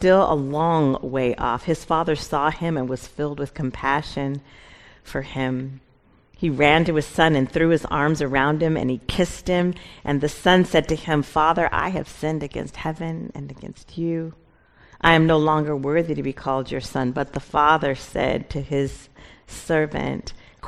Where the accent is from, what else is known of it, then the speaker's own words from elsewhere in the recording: Seattle, Washington, United States; moved away as an adult; I'm originally from Seattle. My family and I, we moved here in August